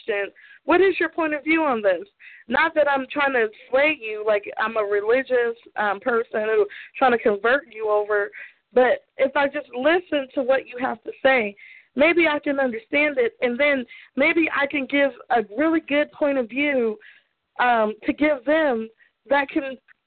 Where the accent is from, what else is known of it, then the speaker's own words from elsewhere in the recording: Aberdeen, Maryland, United States; where I'm from in Aberdeen, Maryland.